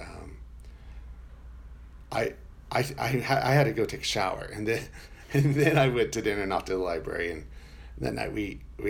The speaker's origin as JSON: {"language": "English", "region": "Florida", "country": "United States", "said": "I'm from Florida"}